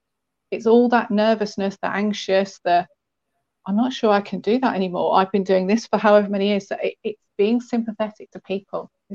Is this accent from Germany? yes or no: no; England, United Kingdom; I'm a southern softie